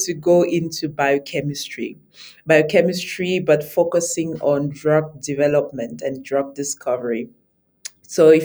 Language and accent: English; Yaoundé, Centre, Cameroon; now in South Africa; So I grew up in Yaoundé, which is the capital city of Cameroon. That's where I'm originally from